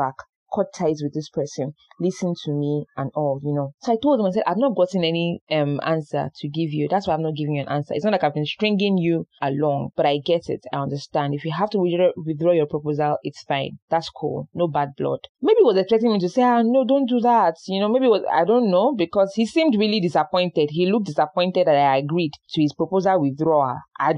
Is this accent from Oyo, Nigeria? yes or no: yes; Oyo, Nigeria; we are from Oyo